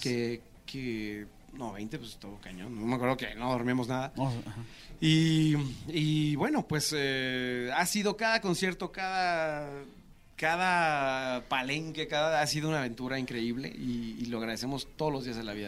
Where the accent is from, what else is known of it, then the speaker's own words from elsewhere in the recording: Tulancingo, Hidalgo, Mexico; somos hermanos, somos de Tulancingo Hidalgo y el estar cerca de la capital, pero pues ya en provincia, nos hizo crecer